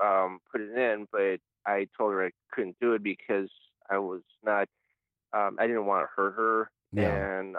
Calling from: Cleveland, Ohio, United States; This is … from Cleveland, Ohio.

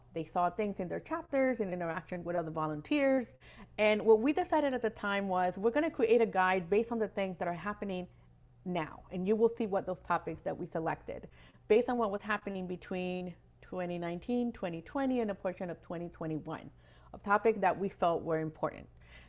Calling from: West Palm Beach, Florida, United States; I am connecting today from West Palm Beach, Florida, the ancestral lands of the Taino, Jaga, Tequesta, and Seminole people.

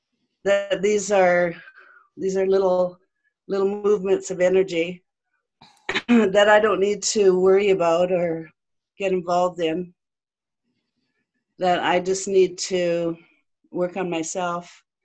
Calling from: Southeast British Columbia, Canada; I'm calling from Southeast BC in Canada.

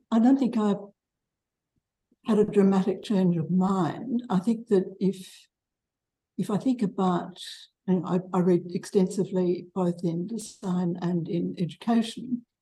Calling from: Melbourne, Victoria, Australia; I'm from Melbourne.

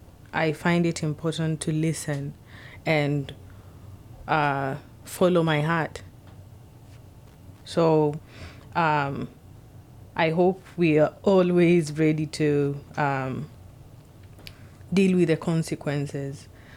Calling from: Seattle, Washington, United States; I'm speaking from Seattle.

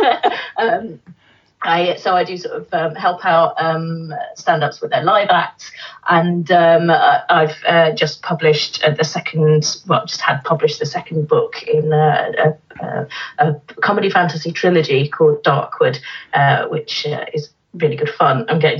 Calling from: Canterbury, South East England, United Kingdom; I'm calling you from just outside of Canterbury.

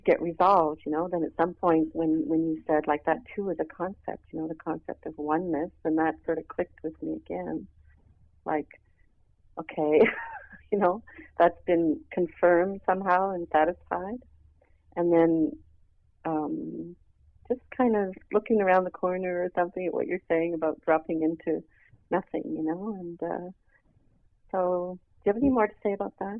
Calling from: Montreal, Quebec, Canada; from Montreal.

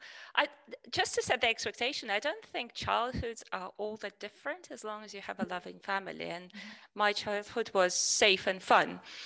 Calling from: Georgia; I'm from Georgia, calling in from Georgia.

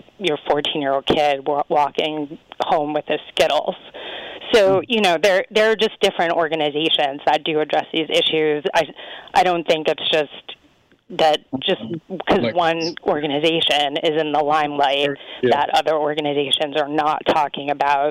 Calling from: New York, United States; I'm from New York. I'm from New York.

